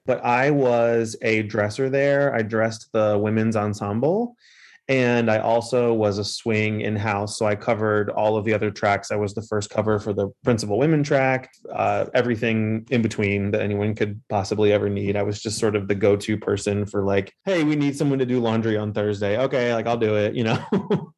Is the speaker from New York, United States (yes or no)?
no; Hampton, Virginia, United States; born and raised in Hampton, okay. Virginia